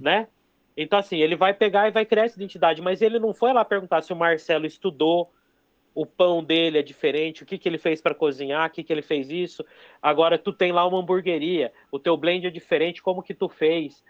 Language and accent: Portuguese; Toledo, Paraná, Brazil; Eu sou de Toledo.